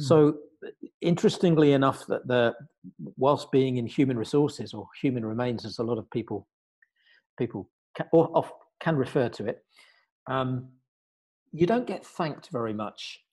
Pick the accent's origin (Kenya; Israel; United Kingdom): United Kingdom; now in Luxembourg; here I am in the Grand Duchy of Luxembourg as a Brit, as you can tell probably from my accent.